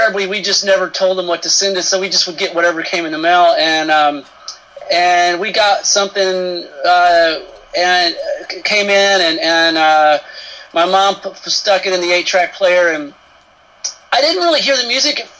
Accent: Marlton, Arkansas, United States; I grew up in Marlton, Arkansas, which is a pretty small town in central Arkansas

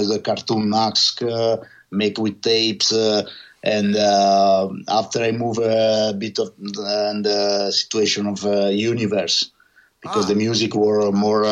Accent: Senigallia, Marche, Italy; English is a second language; my hometown, Senigallia

